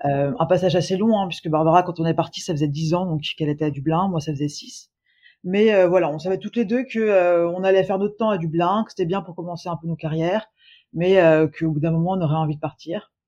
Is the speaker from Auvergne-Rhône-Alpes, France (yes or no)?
yes; Lyon, Auvergne-Rhône-Alpes, France; moved away as an adult; also born or lived in Ireland; now in Toronto, Canada; je suis originaire de Lyon